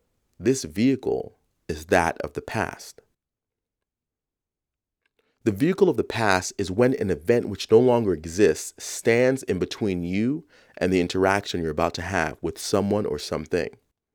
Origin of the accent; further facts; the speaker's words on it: Bronx, New York, United States; the house I grew up in the South Bronx when I was 7